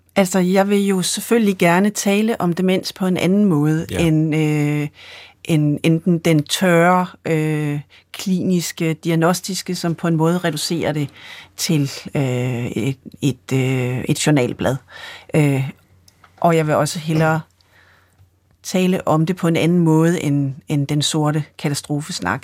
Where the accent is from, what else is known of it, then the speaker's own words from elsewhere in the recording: Sønderho, Southern Denmark, Denmark; jeg kommer fra Sønderho på Fanø